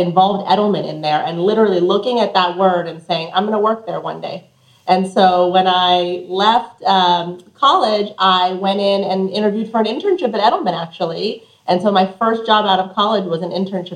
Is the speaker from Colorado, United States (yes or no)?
yes; Colorado, United States; moved away; also born or lived in New Mexico; I was born in New Mexico and raised in Colorado